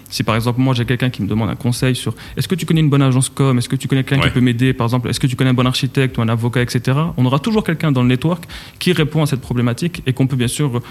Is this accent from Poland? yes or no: no; Casablanca, Casablanca-Settat, Morocco; moved away as an adult; also born or lived in Switzerland / France; j'ai grandi à Casablanca, j'ai quitté le Maroc pour aller faire mes études en Suisse